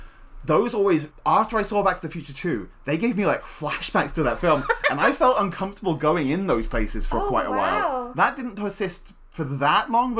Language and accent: English; England, United Kingdom; And, you know, I'm from England. Nobody has guns here.